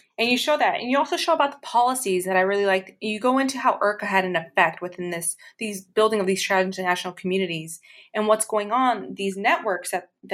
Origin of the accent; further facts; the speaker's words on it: Chicago, Illinois, United States; this is reminiscing growing up in Brighton Park